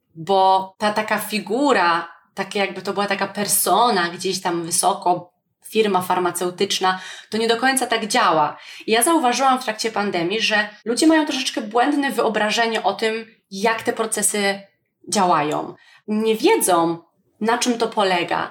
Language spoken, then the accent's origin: Polish; Poland; Jestem wdzięczna, że urodziłam się w Polsce